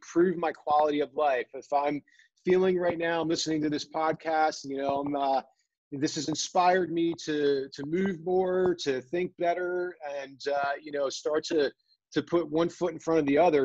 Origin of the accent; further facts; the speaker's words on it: New Jersey, United States; I grew up surfing in New Jersey